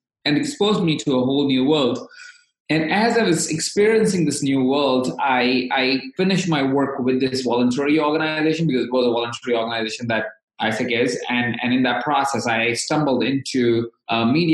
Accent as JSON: {"language": "English", "town": "Jaipur", "region": "Rajasthan", "country": "India", "tie": "born or raised there", "said": "born in and I grew up in. So I come from India."}